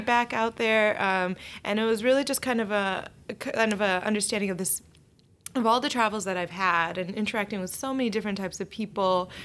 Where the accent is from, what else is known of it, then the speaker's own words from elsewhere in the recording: Oak Park, Illinois, United States; I grew up in Oak Park. It was a very diverse community